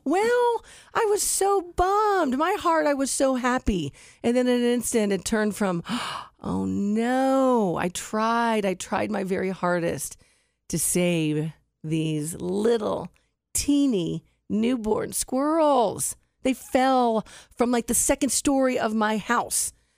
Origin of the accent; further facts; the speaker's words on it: Westerville, Ohio, United States; Westerville, my hometown